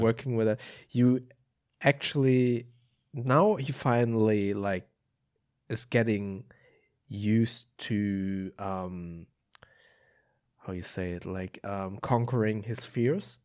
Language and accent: English; Germany; also born or lived in Oklahoma; although I was born and raised in Germany